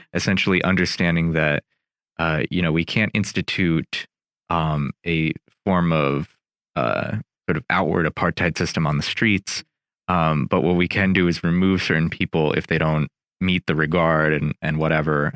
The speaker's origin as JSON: {"language": "English", "region": "New Jersey", "country": "United States", "tie": "born or raised there", "said": "I grew up in in New Jersey"}